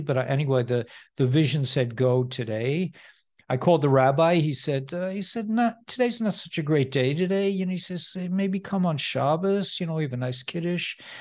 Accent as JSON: {"language": "English", "town": "Scarsdale", "region": "New York", "country": "United States", "tie": "born or raised there", "said": "I grew up in Scarsdale, New York, which is not far from you"}